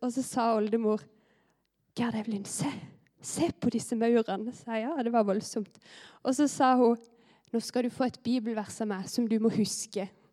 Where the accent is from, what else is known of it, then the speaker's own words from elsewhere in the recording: Vigeland, Agder, Norway; moved away; jeg har vokst opp her på Britannia. Eh, men det er ganske lenge siden jeg har bodd her nå